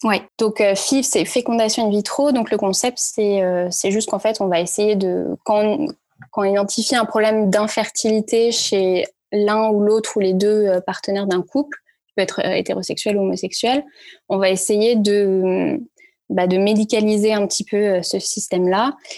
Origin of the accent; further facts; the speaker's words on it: Paris, Île-de-France, France; also born or lived in Brittany / Lille / Santiago, Chile / New York; j'ai grandi à Paris, j'ai fait mes études à Paris